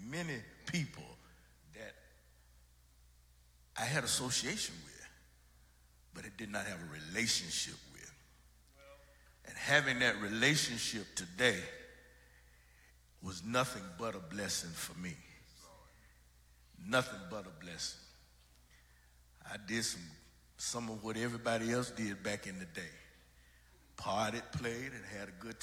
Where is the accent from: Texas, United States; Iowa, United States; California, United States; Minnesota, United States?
Minnesota, United States; St. Paul; I was raised in St. Paul and as an only child